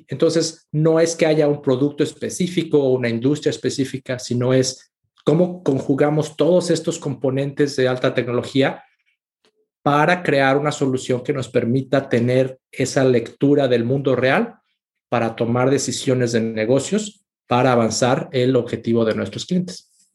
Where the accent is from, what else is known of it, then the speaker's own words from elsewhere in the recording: Mexico; moved away as an adult; also born or lived in Mexico City / Monterrey / Austin, Texas; Yo soy mexicano